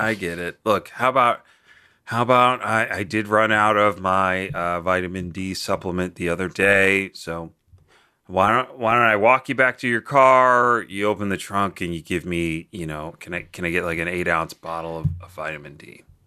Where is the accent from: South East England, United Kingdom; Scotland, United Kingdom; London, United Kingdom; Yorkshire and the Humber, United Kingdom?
London, United Kingdom; I'm from South London.